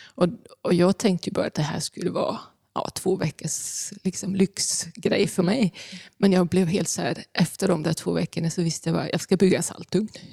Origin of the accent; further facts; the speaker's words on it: Bornholm, Capital Region of Denmark, Denmark; moved away; hemma på Bornholm där jag växte upp